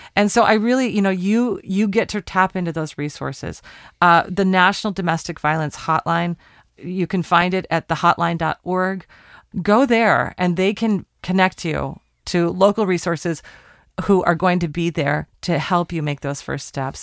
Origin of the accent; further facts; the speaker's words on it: Portland, Oregon, United States; We're recording in my hometown, Portland, Oregon